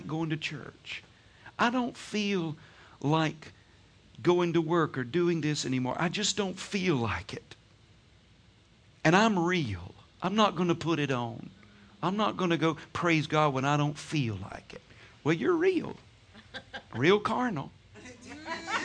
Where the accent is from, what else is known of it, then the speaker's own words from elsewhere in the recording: Georgia, United States; I'm from Georgia, so we have what we call sweet tea